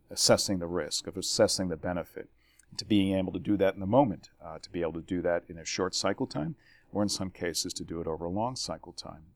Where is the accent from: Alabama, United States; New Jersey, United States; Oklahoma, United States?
New Jersey, United States; moved away as an adult; born and raised in New Jersey